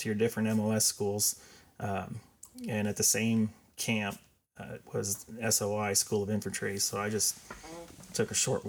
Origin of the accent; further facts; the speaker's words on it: Batesville, Indiana, United States; I'm a local boy. I'm from Batesville. I went to St. Louis grade school, Batesville High School.